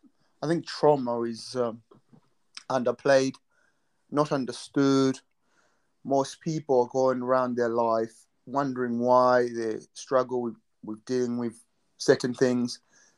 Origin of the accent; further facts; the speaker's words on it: Malawi; now in United Kingdom; I was born in Malawi.